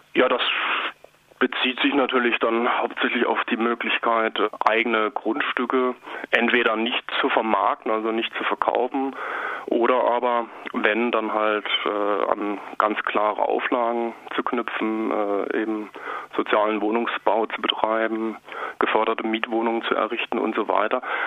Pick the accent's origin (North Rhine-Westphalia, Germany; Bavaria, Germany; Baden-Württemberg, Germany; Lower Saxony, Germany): Baden-Württemberg, Germany; Kirchzarten; also born or lived in Freiburg; Ich bin ja eigentlich gebürtiger Kirchzartner